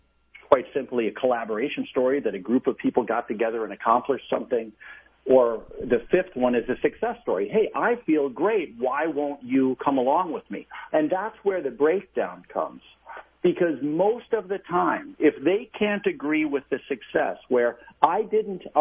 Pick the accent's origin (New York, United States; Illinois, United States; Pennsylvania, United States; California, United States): New York, United States; my very good friend, Dave, who was a wonderful gentleman I grew up with in New York